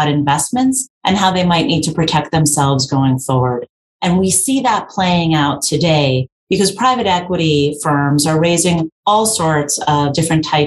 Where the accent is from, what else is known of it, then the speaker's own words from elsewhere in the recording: New York City, New York, United States; I grew up in New York. I'm a born and bred New Yorker from the Bronx